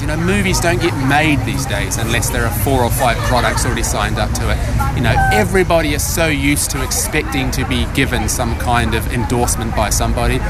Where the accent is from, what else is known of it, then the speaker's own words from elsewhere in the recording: New Zealand; now in United Kingdom; I originally come from that great hotbed of media, world leading media activity, New Zealand.